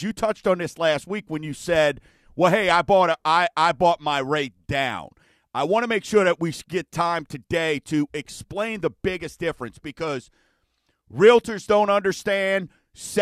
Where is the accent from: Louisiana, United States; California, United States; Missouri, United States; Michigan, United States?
Louisiana, United States; Chalmette; I'm from Chalmette